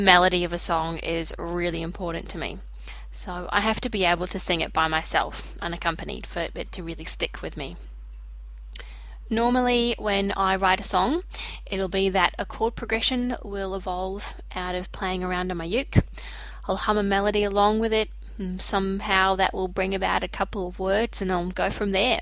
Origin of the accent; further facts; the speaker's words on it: Wellington, New Zealand; now in Brisbane, Australia; I live in Brisbane, Australia, but I'm originally from Wellington in New Zealand